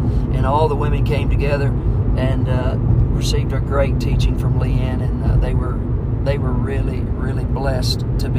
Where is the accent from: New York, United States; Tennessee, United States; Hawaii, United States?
Tennessee, United States; Middle; coming from where we come from in Middle Tennessee with large populations in our counties.